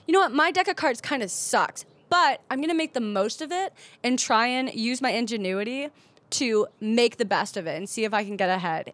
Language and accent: English; Cleveland, Ohio, United States; now in San Diego, United States; I grew up in Cleveland, Ohio, where nobody's nobody